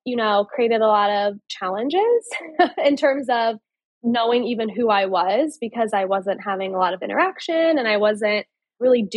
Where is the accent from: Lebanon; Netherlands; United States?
United States; Indiana; moved away; also born or lived in Wisconsin; My villain origin story starts in Indiana. So I grew up in the Midwest